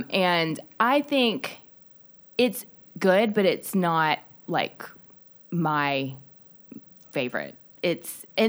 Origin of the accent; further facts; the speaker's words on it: Pelham, Alabama, United States; Like my parents are white. Like I grew up in Pelham, Alabama. I do not know a lick of Korean